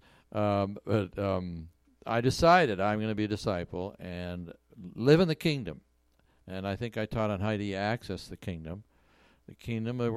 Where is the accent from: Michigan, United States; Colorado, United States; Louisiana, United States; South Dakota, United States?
South Dakota, United States; Canton; moved away as an adult; also born or lived in Moorhead, Minnesota; I grew up in Canton, South Dakota, so I know blizzards